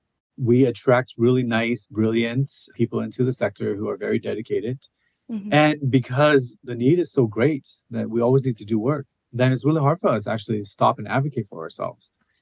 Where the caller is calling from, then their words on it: Seattle, Washington, United States; I use he, him pronouns, and I am calling in from Seattle, Washington, which is on Duwamish and Coast Salish land. I'm a mid-aged Asian man